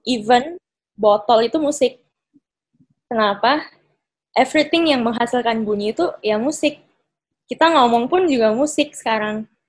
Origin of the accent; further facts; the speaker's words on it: Makassar, South Sulawesi, Indonesia; sekarang kan di kota aku, kebetulan pas sekarang lagi di Makassar